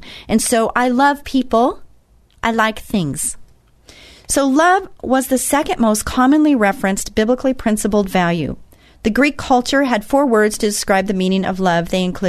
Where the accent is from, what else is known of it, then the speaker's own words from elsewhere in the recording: Israel; I came from Israel and I saw this